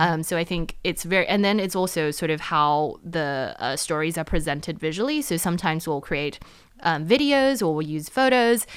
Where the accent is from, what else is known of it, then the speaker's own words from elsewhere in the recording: New Zealand; also born or lived in United States; now in Taiwan; I grew up in New Zealand